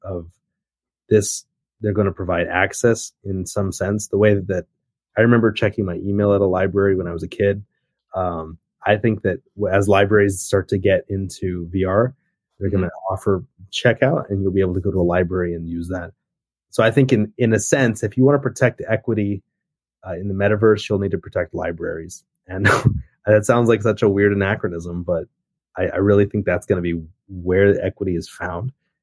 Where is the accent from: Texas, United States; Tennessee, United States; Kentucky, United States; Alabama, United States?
Kentucky, United States; Murray; moved away as an adult; also born or lived in South Korea / Taipei, Taiwan; I grew up in Murray, Kentucky. It's a very small town in Western Kentucky.